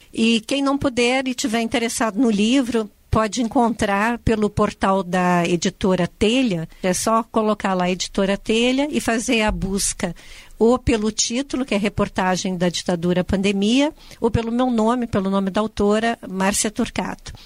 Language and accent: Portuguese; Rio Grande do Sul, Brazil; eu sou gaúcha